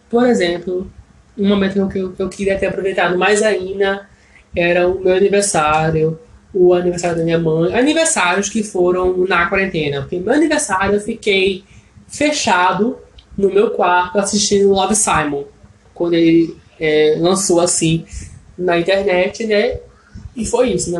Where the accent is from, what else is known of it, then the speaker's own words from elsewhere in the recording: Brazil; first language Portuguese; eu como brasileiro